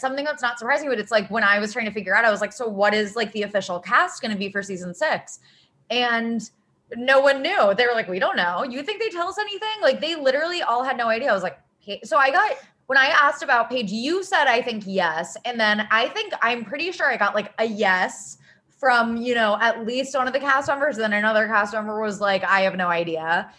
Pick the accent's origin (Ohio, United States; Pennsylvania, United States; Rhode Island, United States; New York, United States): Ohio, United States; Cincinnati; because they're both from Cincinnati, which is my hometown.